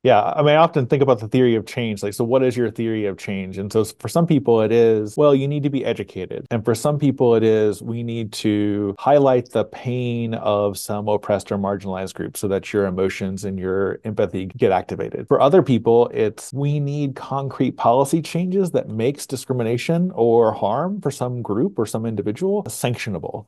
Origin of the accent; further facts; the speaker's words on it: Springfield, Missouri, United States; now in Huntsville, United States; growing up in Southwest Missouri